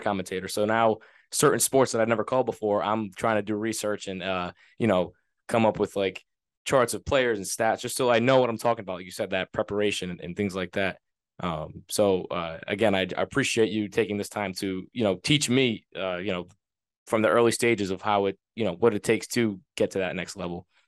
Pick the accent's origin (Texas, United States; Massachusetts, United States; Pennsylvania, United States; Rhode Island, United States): Rhode Island, United States; I'm from Rhode Island.